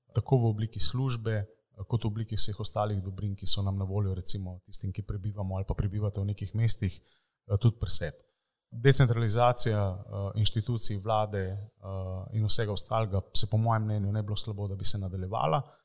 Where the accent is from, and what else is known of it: Slovenia